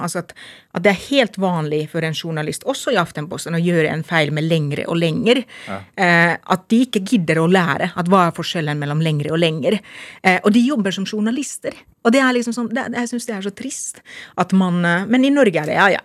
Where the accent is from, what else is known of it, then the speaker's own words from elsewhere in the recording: Lahti, Päijät-Häme, Finland; Norwegian is a second language; moved away as an adult; now in Lillehammer, Norway; Jeg er født og oppvokst i Lahti.